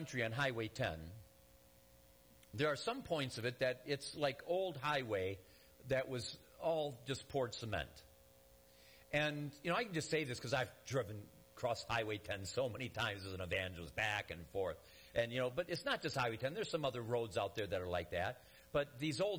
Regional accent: Detroit, Michigan, United States; moved away; I'm from Michigan originally, the Detroit area

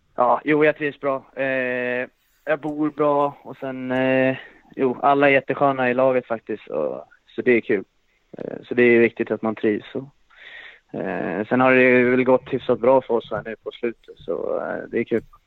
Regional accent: Vallentuna, Stockholm County, Sweden; moved away; när man är hemma i Vallentuna

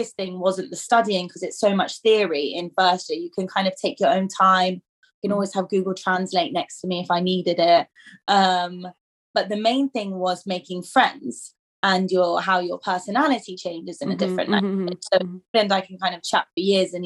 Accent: England, United Kingdom; moved away as an adult; now in Sweden; I'm actually born here, but I grew up in England, so like we moved to England when I was like one

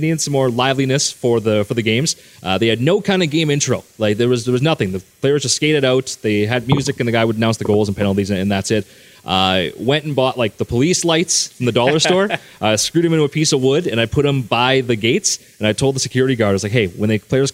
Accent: Russell, Manitoba, Canada; I'm from Russell

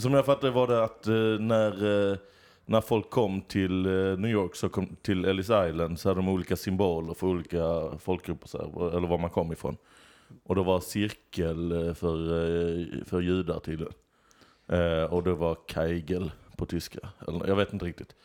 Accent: Lund, Skåne, Sweden; Jag är från Lund.

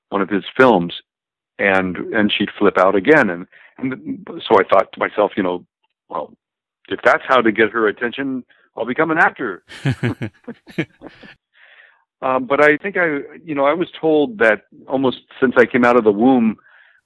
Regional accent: Los Angeles, California, United States; also born or lived in Glendale / Coarsegold, California / Lake Tahoe / San Diego; In Los Angeles. I was born in Glendale, raised all over L.A., from Pasadena to Santa Monica

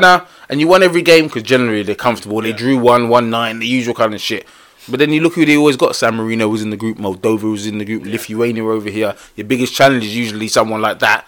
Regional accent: England, United Kingdom; I'm English.

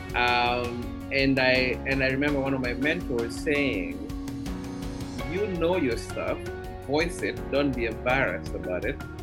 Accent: Kenya; moved away as an adult; now in New York, United States; growing up in Kenya

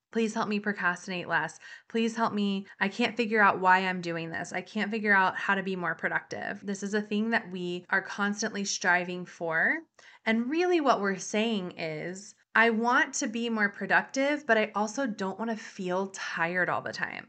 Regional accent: the South, United States; I come from the South.

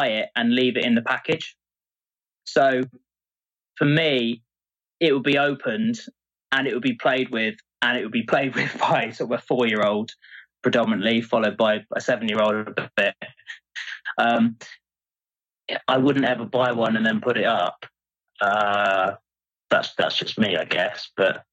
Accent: Exmouth, South West England, United Kingdom; where I grew up, a place called Exmouth, near Exeter in the southwest of England

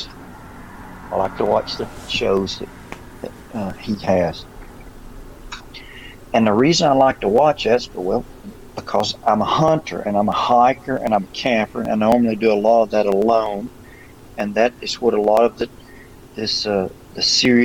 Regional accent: Alabama, United States; accent: Alabama; my Alabama accent

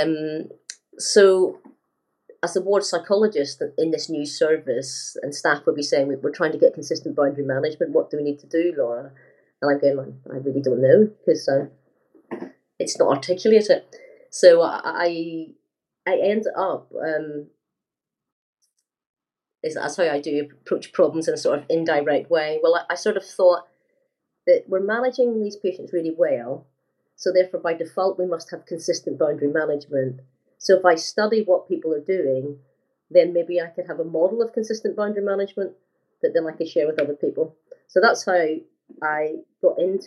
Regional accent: Northern Ireland, United Kingdom; growing up in Northern Ireland

